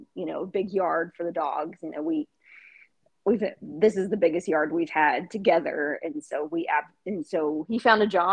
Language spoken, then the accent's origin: English; the Bay Area, California, United States; moved away as an adult; also born or lived in Las Vegas / Sacramento; I grew up in the Bay Area, and I moved to Las Vegas for college and lived there for quite a few years, and then decided to move back